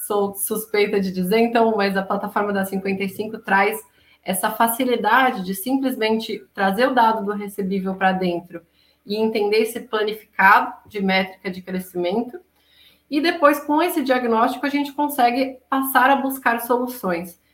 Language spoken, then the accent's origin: Portuguese; Florianópolis, Santa Catarina, Brazil; Nós dois de Floripa